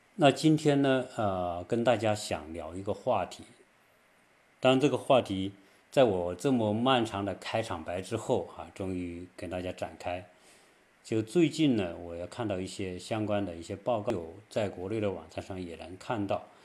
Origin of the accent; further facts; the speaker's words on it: China; now in United States; 我们中国人